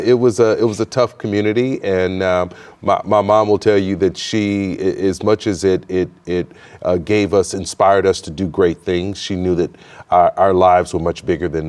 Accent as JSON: {"language": "English", "town": "Houston", "region": "Texas", "country": "United States", "tie": "born or raised there", "said": "I grew up in Houston, Texas, single mother, raised five kids."}